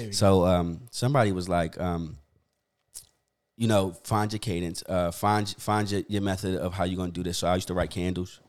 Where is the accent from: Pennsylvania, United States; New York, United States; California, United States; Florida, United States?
Pennsylvania, United States; Philadelphia; I grew up uh, born and raised in Philly